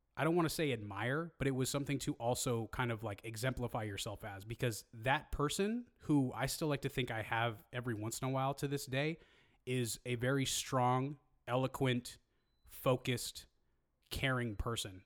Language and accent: English; Hayward, California, United States; I grew up in Hayward